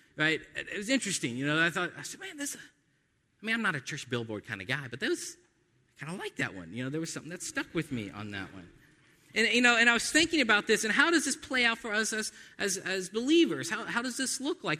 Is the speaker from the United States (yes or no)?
yes; United States; by nature of being American, Because we're born in the West